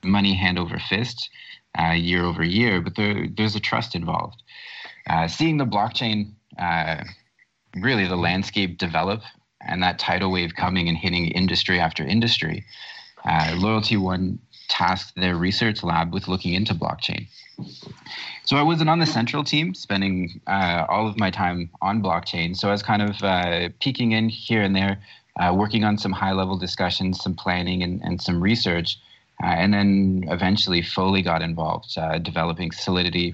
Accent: Canada; also born or lived in Toronto, Canada; I'm from Canada. I'm up north. I'm currently looking out my window at snow-covered rooftops in the city of Toronto.

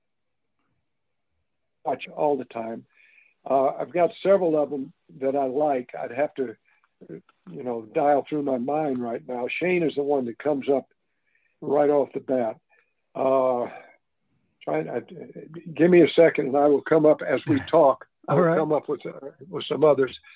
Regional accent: Carlisle, Pennsylvania, United States; I was born in Carlisle.

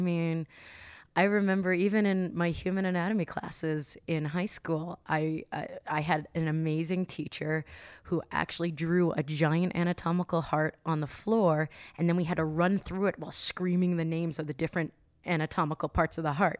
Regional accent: New Jersey, United States; now in California, United States; I'm from New Jersey

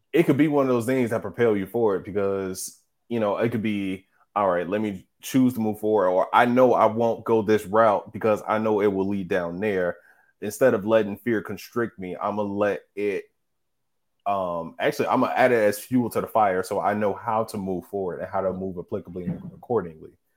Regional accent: Midwest, United States; we're from the Midwest. So we see nothing but flat

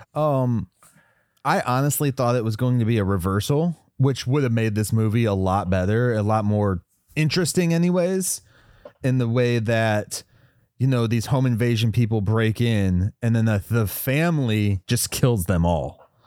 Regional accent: West Virginia, United States; I grew up in West Virginia a lot

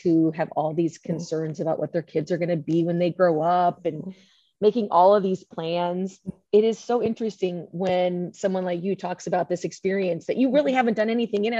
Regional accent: Iowa, United States; I'm from Iowa. I had no idea what water polo was until I got there

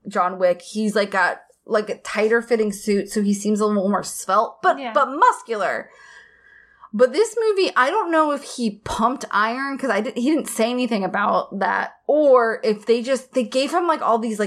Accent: the South, United States; I moved here when I was 6

